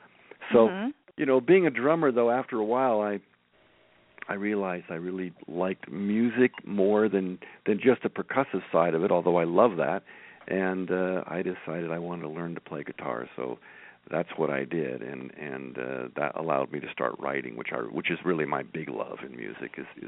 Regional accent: Daly City, California, United States; also born or lived in Santa Rosa; back when I was growing up in Daly City, which is south of San Francisco

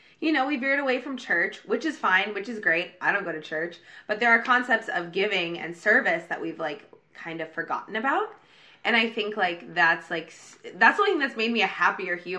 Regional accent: Oregon, United States; now in Los Angeles, United States; I'm from like a small, very religious, very conservative town in Oregon. And a lot of people I grew up with are Republican

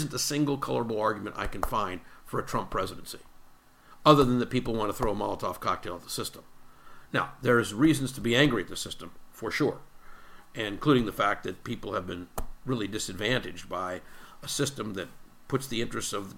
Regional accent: United States; as an American citizen

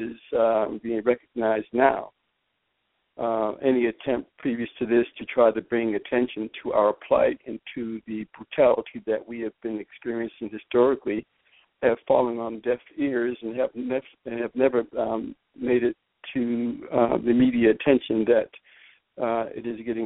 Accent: Boston, Massachusetts, United States; I'm from Boston, Massachusetts

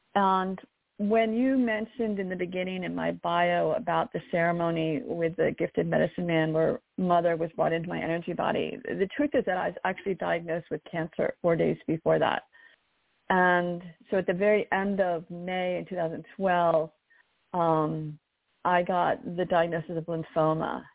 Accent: near Baltimore, Maryland, United States; I ended up back in Maryland where my where I grew up near Baltimore

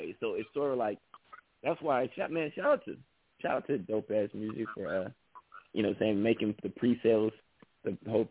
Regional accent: Bay Area, California, United States; I was a unknown artist from the Bay Area

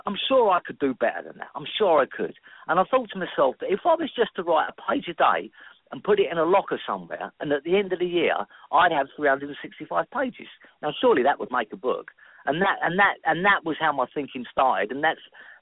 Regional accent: London, United Kingdom; I've always been a Londoner. I was born in London. I was born in South London. I spent a lot of time in North London. I now live back again in South London in Greenwich

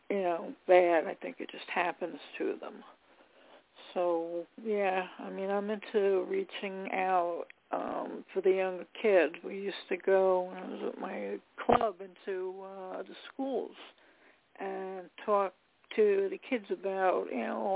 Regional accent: New York, United States; from New York.

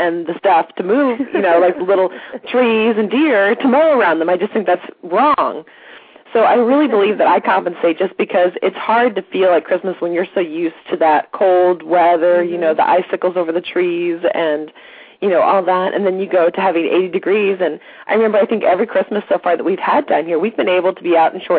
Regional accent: St. Louis, Missouri, United States; moved away; I grew up in St. Louis, Missouri. So we always had, you know, cold Christmases or white Christmases.

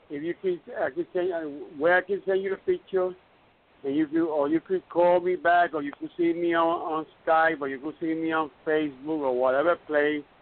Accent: New York, United States; moved away as an adult; now in Puerto Rico; I grew up in New York.

